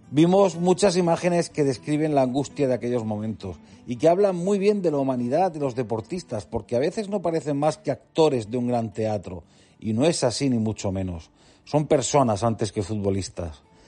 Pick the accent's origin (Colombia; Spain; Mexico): Spain; Region of Murcia; Siendo yo murciano